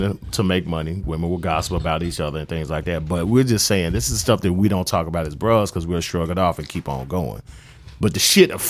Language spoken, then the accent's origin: English; Memphis, Tennessee, United States; I am from Orange and Mound.